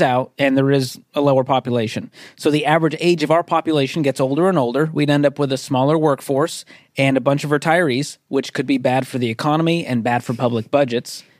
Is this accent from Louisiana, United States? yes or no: no; Boston, Massachusetts, United States; I'm from Boston.